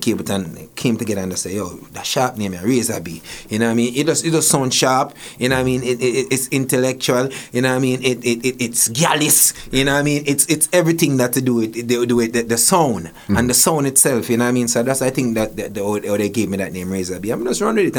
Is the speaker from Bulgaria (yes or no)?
no; Portmore, Saint Catherine, Jamaica; now in Toronto, Canada; I grew up in Waterford.